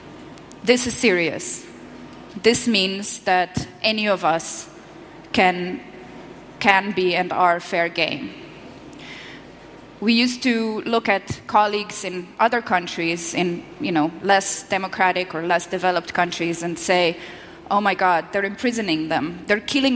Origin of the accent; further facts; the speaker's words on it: Slovenia; I'm from Slovenia, not Slovakia.